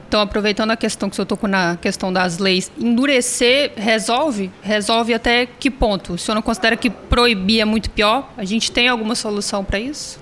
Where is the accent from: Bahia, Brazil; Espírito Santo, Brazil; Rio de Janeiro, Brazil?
Espírito Santo, Brazil; Vitória; also born or lived in São Pedro, Vitória; Eu venho da periferia, eu venho do Bairro da Penha, moro na periferia ainda, hoje eu moro em São Pedro, mas eu morei muitos anos no Bairro da Penha